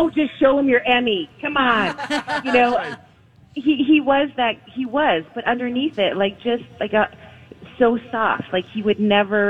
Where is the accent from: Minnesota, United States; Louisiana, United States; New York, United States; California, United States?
Minnesota, United States; I'm from Minnesota.